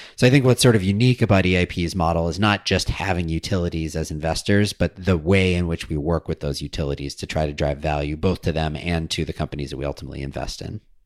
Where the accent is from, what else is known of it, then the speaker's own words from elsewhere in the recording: Madison, Wisconsin, United States; I grew up in Madison, Wisconsin, so that was my hometown utility